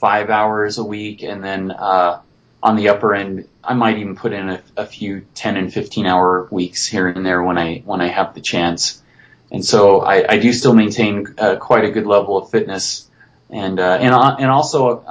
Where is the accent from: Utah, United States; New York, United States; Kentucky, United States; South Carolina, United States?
Utah, United States; Beaver; down in southern Utah, in my hometown in Beaver